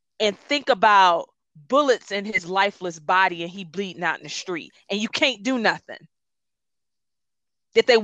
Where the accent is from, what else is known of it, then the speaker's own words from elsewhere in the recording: Detroit, Michigan, United States; first language Gullah; English is a second language; I'm from Detroit and I'm gullah